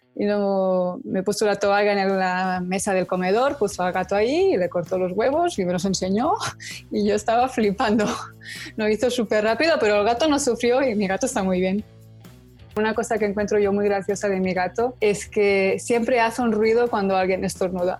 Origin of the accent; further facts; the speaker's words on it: Barcelona, Catalonia, Spain; moved away as an adult; also born or lived in Kinshasa; now in New York, United States; vengo de Barcelona, tengo 30 años, estoy viviendo en Nueva York